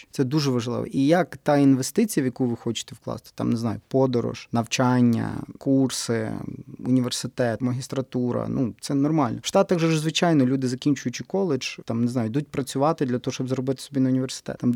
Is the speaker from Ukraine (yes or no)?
yes; Western Ukraine, Ukraine; стільки у нас на Західній Україні так говорять. У нас ще говорять, так.